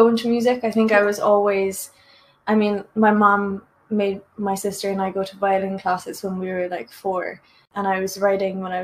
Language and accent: English; Ireland; I'm Irish